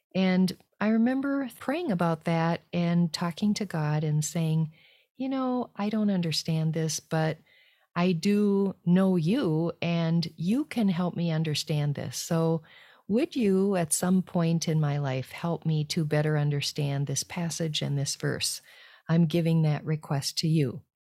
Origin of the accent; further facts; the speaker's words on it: United States; moved away as an adult; also born or lived in France; being an American in a group of French people.